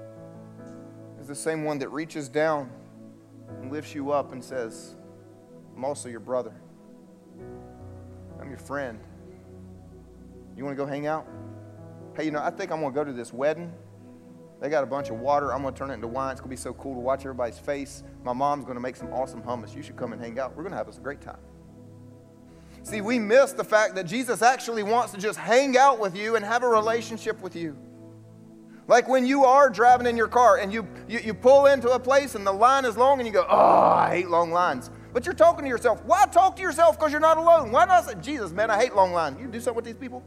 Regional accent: the South, United States; I grew up here in the South going to church.

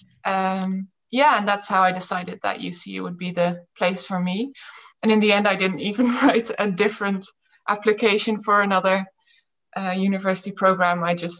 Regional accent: Friesland, Netherlands; also born or lived in Groningen, Netherlands / England; I was born in Groningen and then we moved to England for 9 years. Mm-hmm. And when I was nine, we moved back to Friesland

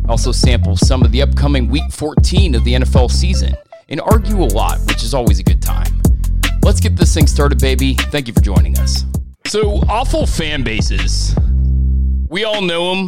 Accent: Minnesota, United States; I'm from Minnesota

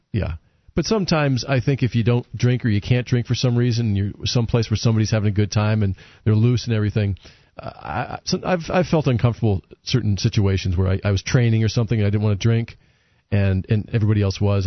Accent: New England, United States; I grew up in New England

